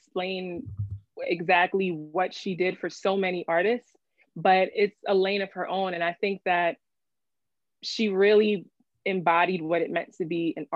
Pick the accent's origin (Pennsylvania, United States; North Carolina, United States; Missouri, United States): Pennsylvania, United States; Philadelphia; I grew up in Philly, nice town area, basically North Philly.